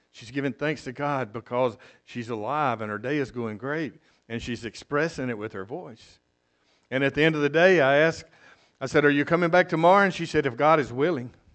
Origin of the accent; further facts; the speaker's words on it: South Mississippi, United States; moved away as an adult; now in Costa Rica; I'm from South Mississippi